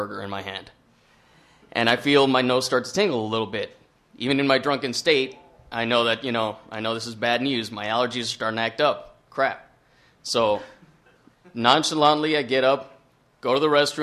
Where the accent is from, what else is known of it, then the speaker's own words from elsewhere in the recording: Texas, United States; everybody knows everybody in my hometown